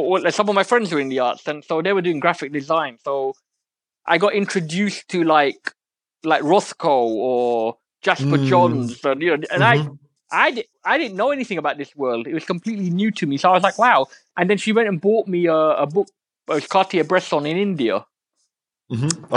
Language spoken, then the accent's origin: English; London, United Kingdom; I'm an East London boy. I was born in Forest Gate, which is like proper East London.